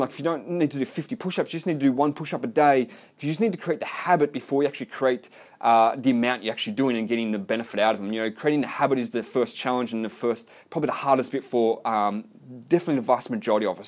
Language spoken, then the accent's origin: English; Melbourne, Victoria, Australia; now in Gold Coast, Australia; I live on the Gold Coast, Australia. I'm from Melbourne.